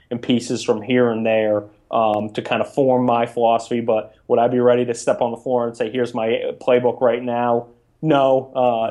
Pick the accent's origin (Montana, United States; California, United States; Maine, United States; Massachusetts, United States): Maine, United States; moved away as an adult; also born or lived in New York / New Jersey; University of Maine, my home state, for 2 years